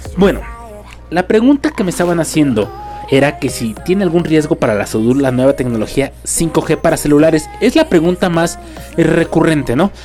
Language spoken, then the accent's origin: Spanish; Mexico; Estamos en un país donde, pues vamos lentos en cuanto a tecnología